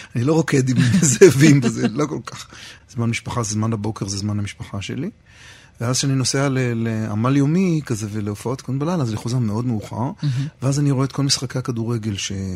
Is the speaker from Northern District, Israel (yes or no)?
no; Rehovot, Central District, Israel; moved away; אני אומר מרחובות